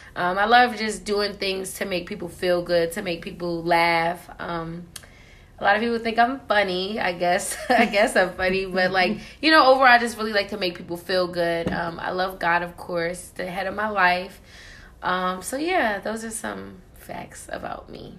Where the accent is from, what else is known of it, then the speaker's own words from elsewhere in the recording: New York City, New York, United States; also born or lived in New Jersey; I'm originally from Queens, New York.